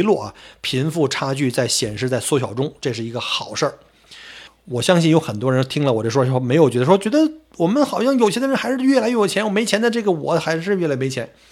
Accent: Beijing, China; accent: Beijing dialect; now in Australia; 我们北京话叫倒挂

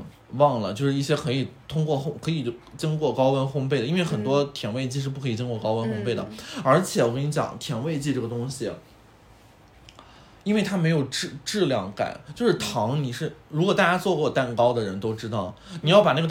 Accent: China; 嗯，天哪，我觉得就是我们中国人其实对可乐的需求量没有欧美人那么

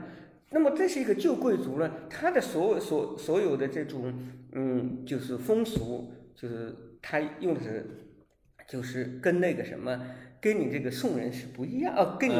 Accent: Shaoyang, Hunan, China; moved away as an adult; now in Beijing, China; 这是我的故乡。

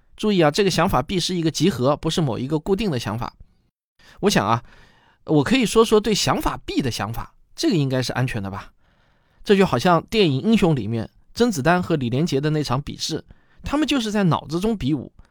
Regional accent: China; 我们中国人对于航天科技还是充满了热情

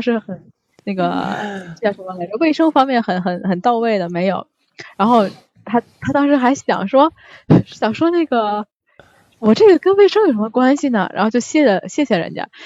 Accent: Tianjin, China; now in Japan; 我们天津那边叫那个菜花儿

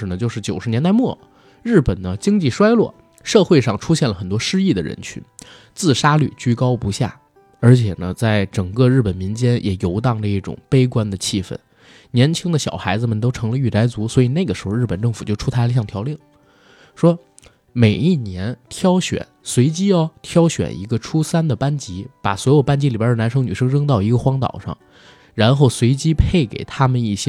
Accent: China; 不对，因为我们是中国人。

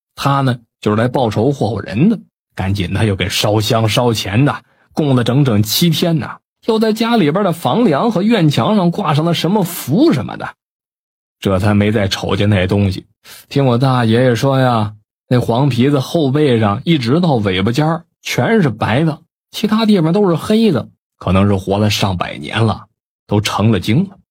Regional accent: Northeast China, China; 我老家是东北的

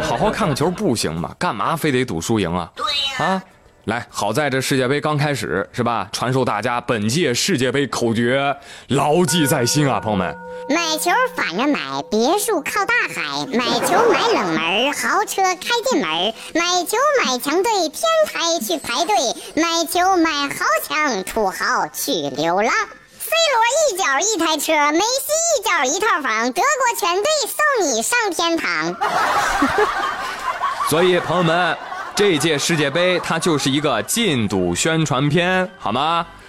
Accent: China; 作为中国人

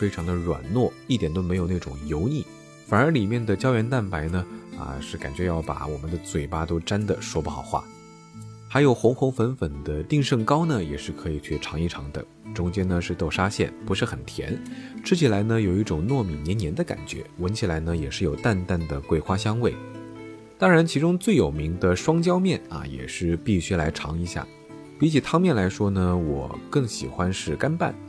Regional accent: Jiangxi, China; moved away; 虽然是在我的老家，

